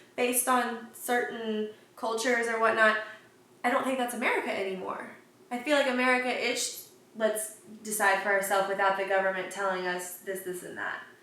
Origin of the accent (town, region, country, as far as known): New Haven, Indiana, United States; born or raised there; moved away as an adult; now in Houston, United States